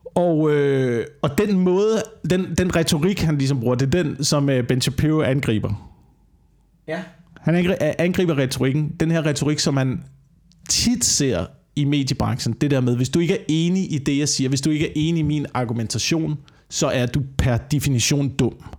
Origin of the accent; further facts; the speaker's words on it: Korsør, Zealand, Denmark; jeg voksede op i Korsør